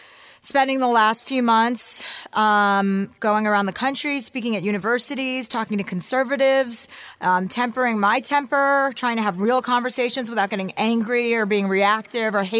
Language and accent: English; New Jersey, United States; moved away; I grew up in New Jersey